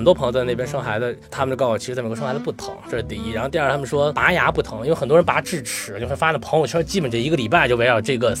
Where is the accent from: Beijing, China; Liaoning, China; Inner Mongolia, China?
Beijing, China; accent: Beijing; now in Los Angeles, United States; 然后很多人说说你是哪儿的人？我说我是北京的。他说你不可能，你都没北京味儿。